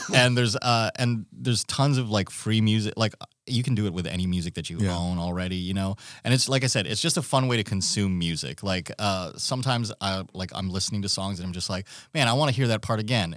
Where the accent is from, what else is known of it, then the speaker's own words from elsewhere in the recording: Philippines; now in Alaska, United States; I'm from the Philippines originally